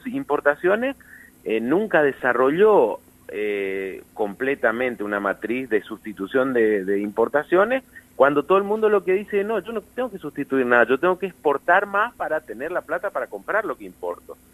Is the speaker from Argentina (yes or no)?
yes; Argentina